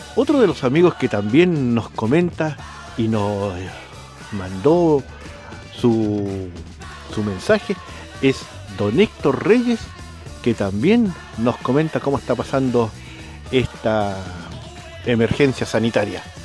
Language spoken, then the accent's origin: Spanish; Santiago, Santiago Metropolitan Region, Chile; moved away as an adult; now in Pucón, Chile; acá yo trabajando acá en el, lugar de Pucón, pero soy de Santiago